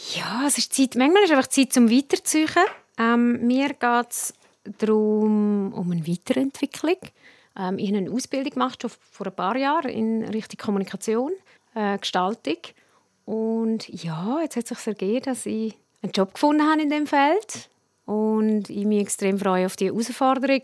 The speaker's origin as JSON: {"language": "German", "area": "Prättigau", "region": "Graubünden", "country": "Switzerland", "tie": "born or raised there", "accent": "Prättigauer Dialekt", "said": "mein Prättigauer Dialekt"}